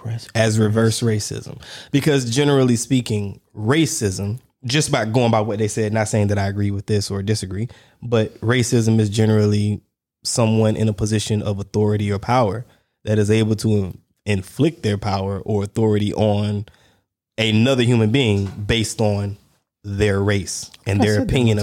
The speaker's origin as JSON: {"language": "English", "region": "Georgia", "country": "United States", "said": "I'm from Georgia."}